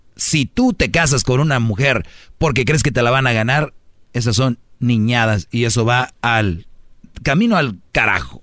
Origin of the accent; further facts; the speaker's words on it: northern Mexico, Mexico; Soy de, del norte